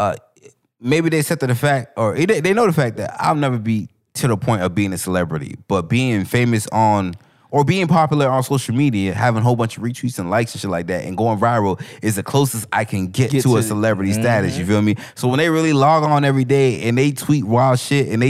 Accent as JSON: {"language": "English", "area": "Broward", "region": "Florida", "country": "United States", "said": "I'm from Broward"}